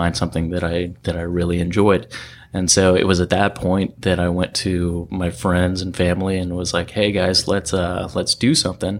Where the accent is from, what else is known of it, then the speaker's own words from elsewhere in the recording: Virginia, United States; moved away as an adult; now in San Diego, United States; I grew up on the East Coast, Virginia, in the country.